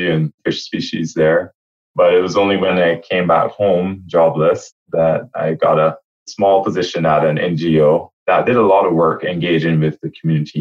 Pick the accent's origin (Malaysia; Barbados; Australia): Barbados; moved away as an adult; also born or lived in Halifax, Nova Scotia; I'm from Barbados.